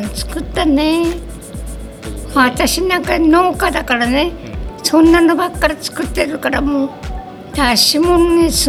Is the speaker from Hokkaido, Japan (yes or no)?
yes; Shikaoi, Hokkaido, Japan; 鹿追の売り幕です